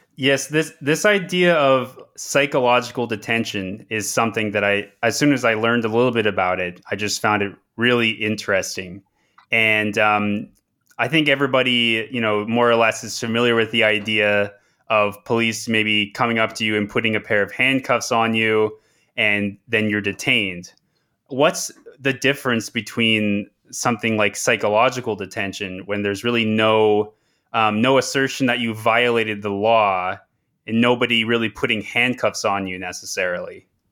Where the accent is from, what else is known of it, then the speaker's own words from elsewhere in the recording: Toronto, Ontario, Canada; moved away; also born or lived in Manitoba; I am currently at the University of Manitoba and I am also from Toronto